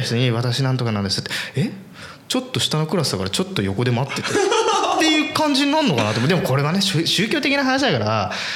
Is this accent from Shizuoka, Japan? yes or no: yes; Hamamatsu, Shizuoka, Japan; 俺あのー、浜松生まれ